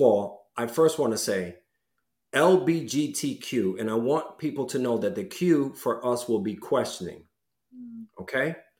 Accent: New York City, New York, United States; growing up in Washington Heights

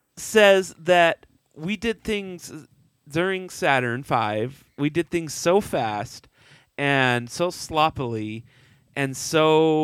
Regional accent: Texas, United States; moved away; I grew up in Texas, and it's humid there

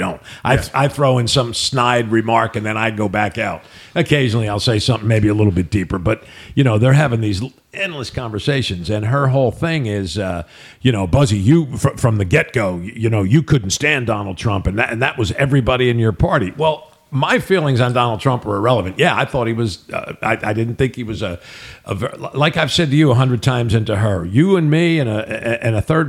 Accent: United States; I grew up in the New York area

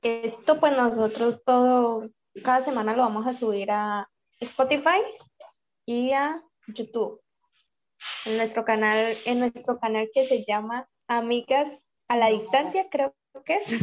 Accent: Colombia; now in Chile; tengo 22 años y soy de Colombia, pero vivo en Chile

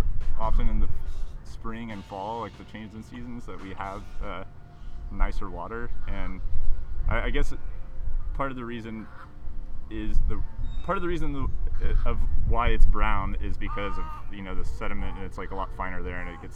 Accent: Corpus Christi, Texas, United States; moved away as an adult; also born or lived in Austin, Texas; I'm from Corpus Christi, Texas. I lived there 18 years, and that's where I learned how to surf.

